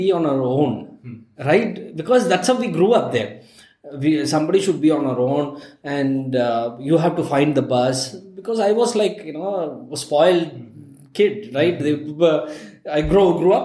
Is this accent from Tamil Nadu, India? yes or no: yes; Ooty, Tamil Nadu, India; now in Bangalore, India; I'm from Ooty originally